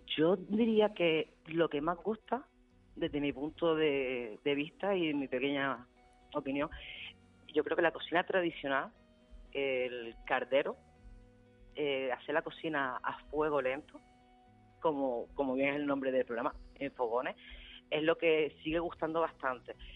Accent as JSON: {"language": "Spanish", "town": "La Aldea de San Nicolás", "region": "Canary Islands", "country": "Spain", "tie": "born or raised there", "moved": "as an adult", "said": "volver a mi pueblo, de, de poder arrancar mi, mi ilusión en, eh, en el pueblo donde me he criado"}